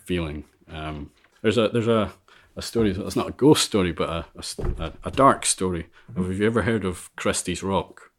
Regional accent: Ulva, Scotland, United Kingdom; moved away as an adult; also born or lived in Vale of Leven; now in Isle of Mull, United Kingdom; I grew up on Alva

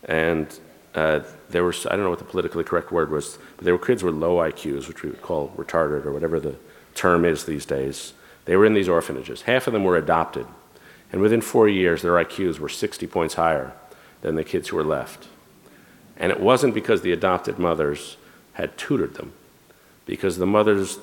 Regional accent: United States; I am an American man

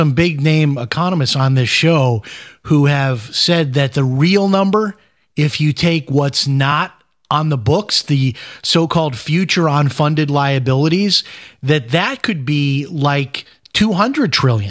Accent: Chicago, Illinois, United States; I have to tell you, I'm also from Chicago, and I'm looking at your website where your office is in Burr Ridge. I probably have driven past that. I don't live in Chicago anymore, but I visit quite a bit.

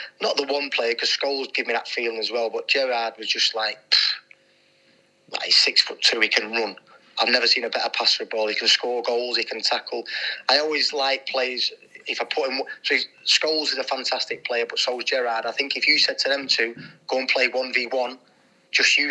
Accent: Manchester, North West England, United Kingdom; When I was growing up in the late 80s, early 90s, we're living on council estates in Manchester

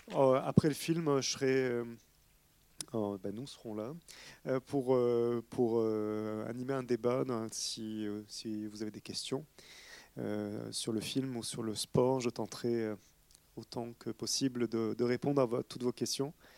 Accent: France; moved away; mon pays d'origine

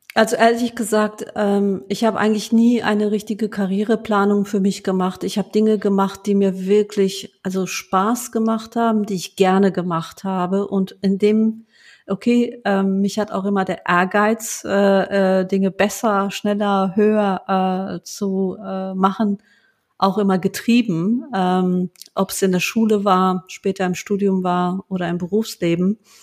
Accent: Rheinberg, North Rhine-Westphalia, Germany; also born or lived in Duisburg; ich bin in Duisburg geboren ähm, als ich ähm, ähm, acht Jahre alt war, ähm, ähm, hatte mein Vater einen, einen Unfall, wurde querschnittsgelähmt und wir sind dann aus Duisburg weggezogen in einen kleines, kleinen Ort namens Rheinberg, ähm, wo fast jeder jeden kennt ähm, äh, und bin dort ähm, aufgewachsen

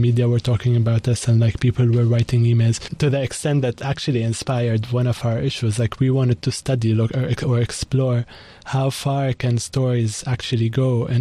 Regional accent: Koura, North Governorate, Lebanon; also born or lived in Beirut; So I was born and raised in Lebanon, in north of Lebanon, in a region called Koura, which is by the coast, next to Tripoli

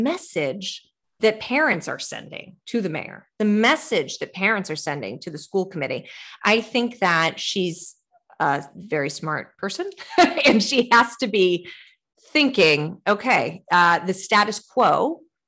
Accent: Midwest, United States; now in Boston, United States; I'm a Midwesterner by birth. So I say, you know, when I moved to Boston

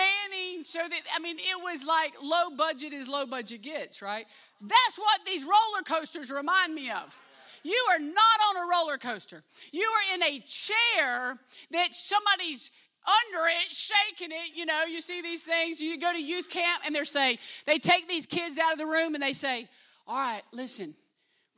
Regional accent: Live Oak, Florida, United States; also born or lived in Albany, Georgia; I grew up in Live Oak.

